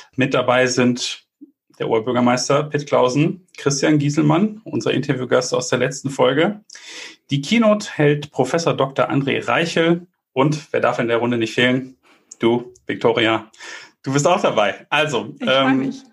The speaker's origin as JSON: {"language": "German", "town": "Bielefeld", "region": "North Rhine-Westphalia", "country": "Germany", "also_born_or_lived": "Munich", "said": "als äh, Bielefelder"}